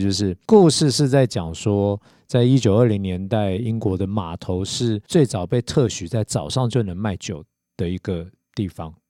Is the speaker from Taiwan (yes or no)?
yes; Taiwan; 我们台湾人喜欢吃甜